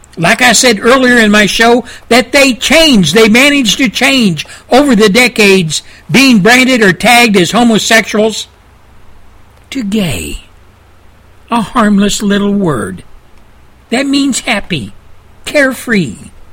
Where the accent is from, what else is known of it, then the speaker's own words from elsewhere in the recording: United States; as an American